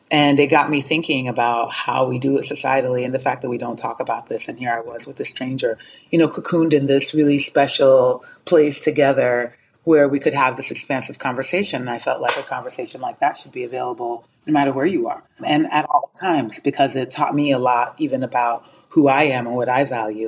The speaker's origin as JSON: {"language": "English", "town": "Colorado Springs", "region": "Colorado", "country": "United States", "tie": "born or raised there", "also_born_or_lived": "Ghana", "lives_now": "Los Angeles, United States", "said": "I'm Ghanaian by birth. I grew up in Colorado Springs, Colorado in the States. I currently live in Los Angeles."}